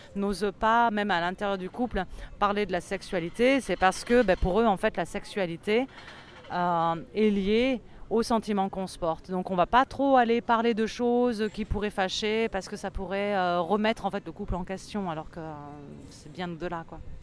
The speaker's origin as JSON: {"language": "French", "country": "France", "said": "en tant que Française"}